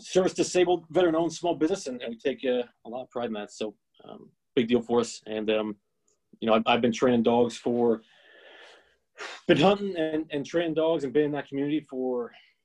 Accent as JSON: {"language": "English", "region": "northeastern Pennsylvania", "country": "United States", "tie": "born or raised there", "said": "I'm out of born and raised in Pennsylvania, northeastern Pennsylvania exactly."}